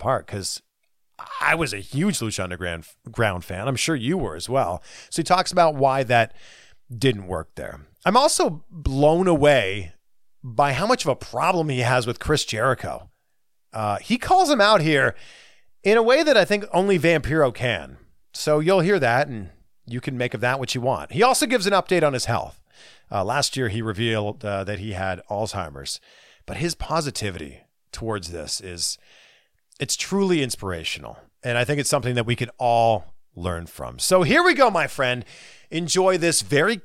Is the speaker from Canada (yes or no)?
yes; Canada; It's my home country